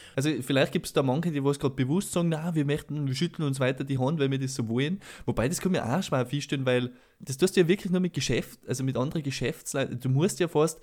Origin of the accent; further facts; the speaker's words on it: Salzburg, Austria; bei uns in Salzburg